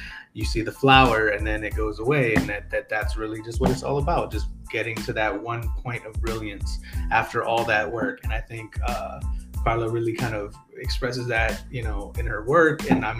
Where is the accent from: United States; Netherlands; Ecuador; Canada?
United States; Baltimore, Maryland; Hey, I'm from Baltimore.